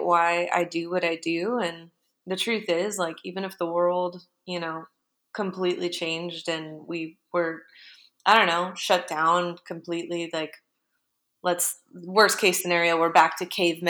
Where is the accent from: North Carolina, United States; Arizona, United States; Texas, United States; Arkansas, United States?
Arizona, United States; Phoenix; I'm from Phoenix